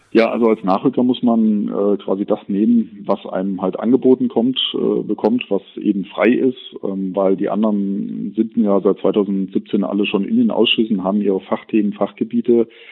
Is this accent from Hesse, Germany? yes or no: yes; Kassel, Hesse, Germany; Ich bin 1980 in Kassel geboren, bin gebürtiger Kasselener